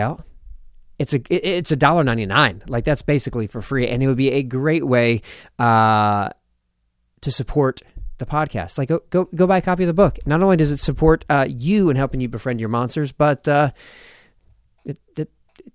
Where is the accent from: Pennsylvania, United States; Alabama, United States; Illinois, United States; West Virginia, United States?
Pennsylvania, United States; Philadelphia; I was born in Philadelphia